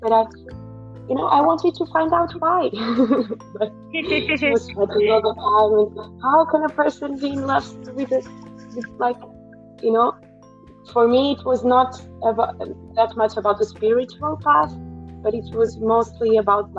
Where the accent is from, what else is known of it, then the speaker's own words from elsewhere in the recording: Portugal; now in United Kingdom; I'm from Portugal. And now I'm living in the UK right now.